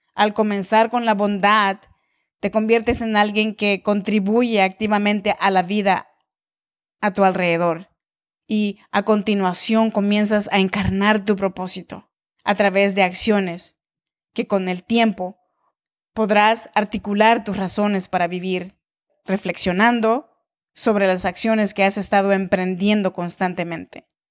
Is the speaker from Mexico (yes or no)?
yes; Oaxaca, Mexico; now in Sacramento, United States; soy mexicana de nacimiento, oaxaqueña de corazón